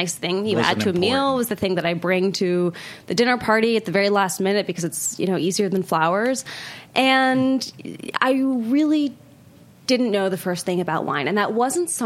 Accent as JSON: {"language": "English", "town": "Portland", "region": "Oregon", "country": "United States", "tie": "born or raised there", "moved": "as an adult", "lives_now": "New York, United States", "said": "I grew up in Portland, Oregon, which was not then what it is now"}